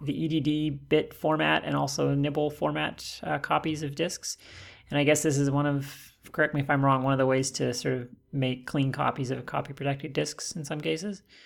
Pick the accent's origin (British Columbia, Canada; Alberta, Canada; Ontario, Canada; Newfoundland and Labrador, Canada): Alberta, Canada; Calgary; I'm from Calgary